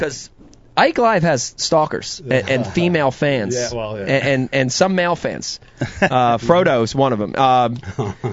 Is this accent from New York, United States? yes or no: no; New Jersey, United States; South Jersey because it's my home.